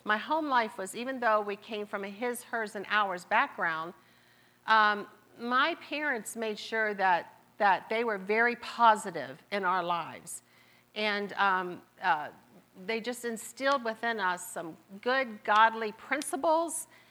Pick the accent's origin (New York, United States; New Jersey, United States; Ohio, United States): Ohio, United States; Marietta; accent: southern; I was born and raised in Marietta, Ohio